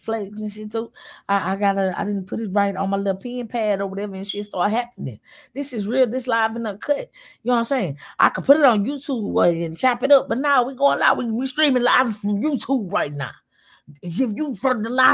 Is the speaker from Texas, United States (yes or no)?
yes; Houston, Texas, United States; I'm from Houston